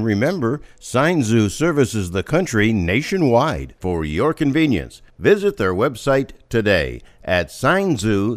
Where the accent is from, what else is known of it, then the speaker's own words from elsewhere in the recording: Pennsylvania, United States; my hometown in Pennsylvania at a theater called the Warner Theater.